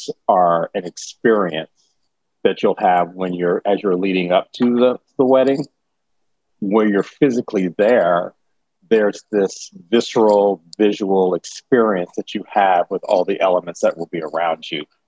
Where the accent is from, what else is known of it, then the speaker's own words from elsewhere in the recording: Kansas City, Missouri, United States; now in New York, United States; I grew up in Kansas City, Missouri. Yeah, I grew up in Kansas City. I'm a Midwest kid